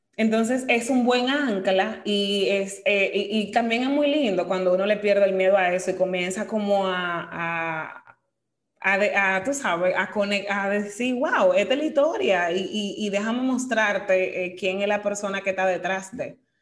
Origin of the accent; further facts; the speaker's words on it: Dominican Republic; somos dominicanos, esa es nuestra nacionalidad, parte de nuestra identidad vivimos aquí, nacimos aquí, vivimos aquí